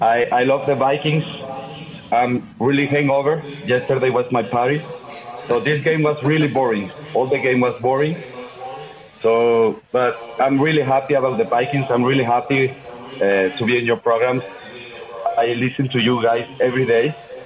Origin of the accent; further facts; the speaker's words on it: Mexico; I'm from Mexico.